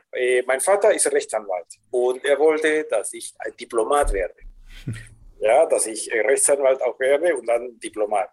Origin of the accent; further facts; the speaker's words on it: Lima, Peru; also born or lived in Germany; Und ich bin 1960 geboren in Lima